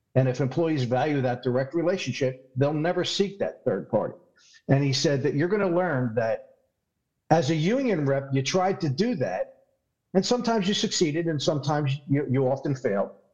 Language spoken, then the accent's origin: English; Philadelphia, Pennsylvania, United States; accent: Philadelphia; I'm from Philadelphia. That's my Philadelphia accent.